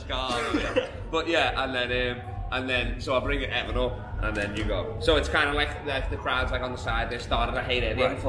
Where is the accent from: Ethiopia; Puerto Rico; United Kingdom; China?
United Kingdom; England; now in Perth, Australia; I'm from England.